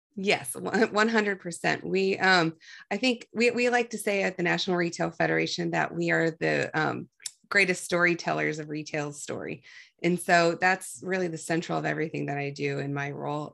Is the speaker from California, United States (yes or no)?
no; Ohio, United States; from Ohio